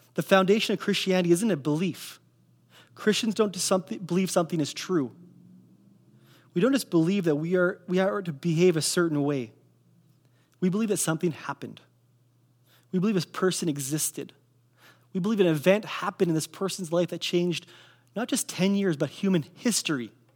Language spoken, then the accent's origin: English; Kelowna, British Columbia, Canada; I grew up in Kelowna, I grew up on eight sixteen Leon Avenue